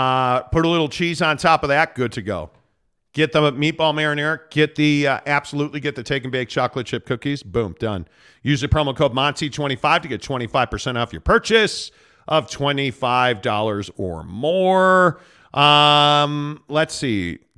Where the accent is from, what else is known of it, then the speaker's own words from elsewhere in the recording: Utah, United States; also born or lived in India / New York; I'm not born and raised in Utah. I was born in India, lived in New York for a bit, and been in Utah for the rest.